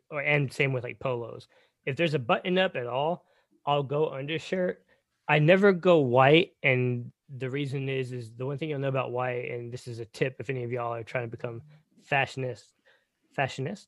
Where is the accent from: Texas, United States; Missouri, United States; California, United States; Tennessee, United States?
Texas, United States; being born and raised in Texas